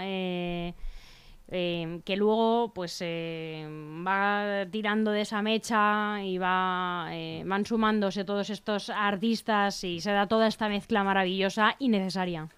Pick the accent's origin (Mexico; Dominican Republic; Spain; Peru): Spain; Leganés, Community of Madrid; los que somos de aquí, para los que somos de Leganés